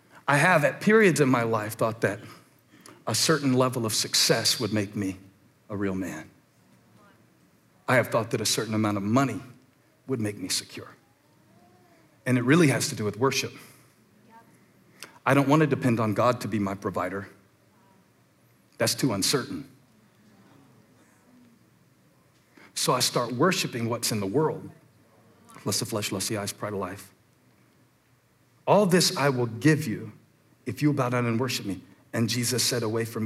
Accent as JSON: {"language": "English", "region": "the Carolinas", "country": "United States", "tie": "born or raised there", "said": "I'm born and raised in the Carolinas, and I'm proud of where I'm from."}